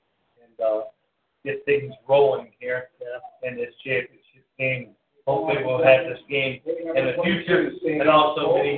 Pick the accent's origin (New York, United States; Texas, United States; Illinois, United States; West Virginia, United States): West Virginia, United States; I'm from West Virginia